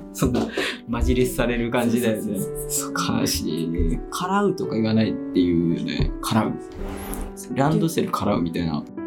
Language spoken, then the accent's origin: Japanese; Ebino, Miyazaki, Japan; 僕ねエビの市の出身で